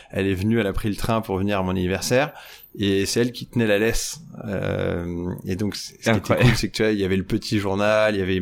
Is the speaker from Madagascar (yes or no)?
no; Bourgogne-Franche-Comté, France; j'avais gagné euh, chez nous dans la Nièvre dans une fête foraine